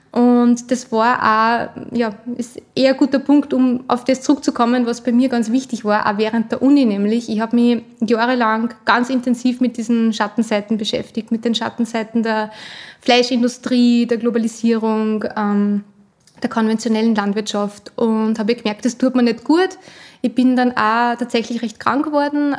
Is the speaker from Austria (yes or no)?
yes; Upper Austria, Austria; also born or lived in Vienna; Ich bin in Oberösterreich aufgewachsen, habe dann meine ersten 18 Lebensjahre da verbracht